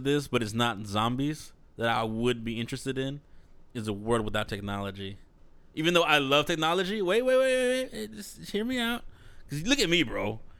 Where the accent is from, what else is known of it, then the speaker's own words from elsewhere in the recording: Texas, United States; We're from Texas.